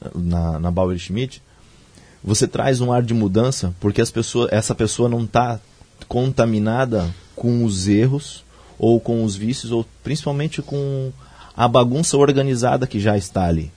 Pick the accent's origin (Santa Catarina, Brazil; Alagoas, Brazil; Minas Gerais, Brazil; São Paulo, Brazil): Santa Catarina, Brazil; Joinville, Presidente Nereu; depois que eu nasci em Joinville, depois quando criança, início da adolescência, a gente foi morar numa cidade muito pequena, uma das menores do estado, Presidente Nereu